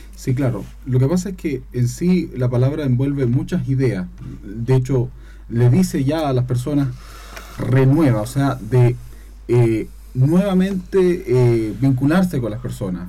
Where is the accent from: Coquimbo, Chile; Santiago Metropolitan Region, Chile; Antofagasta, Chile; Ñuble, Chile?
Ñuble, Chile; Chillán; moved away as an adult; now in Concepción, Chile; Yo no soy de acá de Concepción, yo no soy penquista, yo soy de Chillán